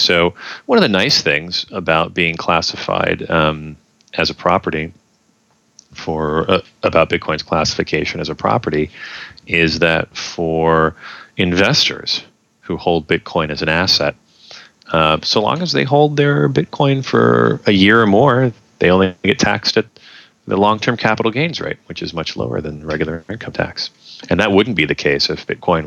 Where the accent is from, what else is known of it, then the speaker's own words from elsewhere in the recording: New York, United States; my home state of New York